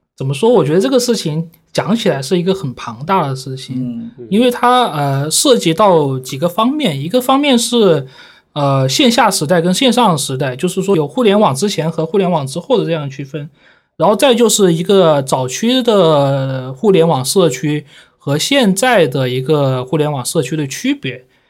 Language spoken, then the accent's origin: Chinese; Guangzhou, Guangdong, China; 我小时候就住在那个武山啊，就是啊。华工啊、华农的那边嘛